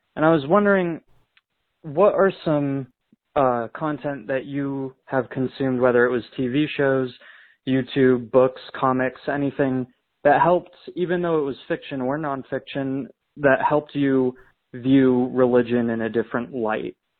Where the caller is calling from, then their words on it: Arizona, United States; I'm calling in from Arizona